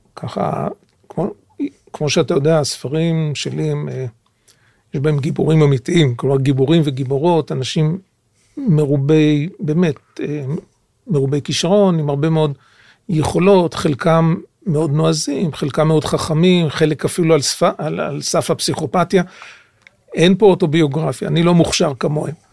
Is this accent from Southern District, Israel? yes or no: no; Jerusalem, Jerusalem District, Israel; יליד ירושלים, גדלתי בירושלים